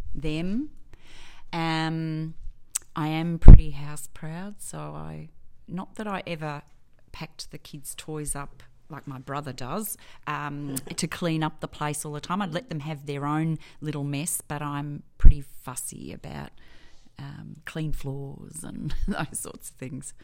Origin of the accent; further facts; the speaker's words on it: Edithvale, Victoria, Australia; also born or lived in Hartwell, Victoria; I grew up in Edithvale